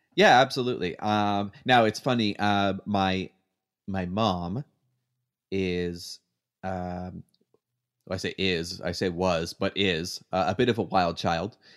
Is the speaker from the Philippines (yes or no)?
no; Canada; now in United States; I'm still Canadian on the inside